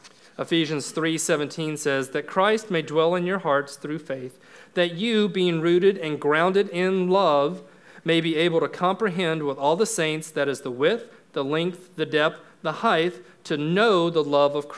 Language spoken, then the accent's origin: English; Florida, United States; I'm from Florida. We got springs all over the place there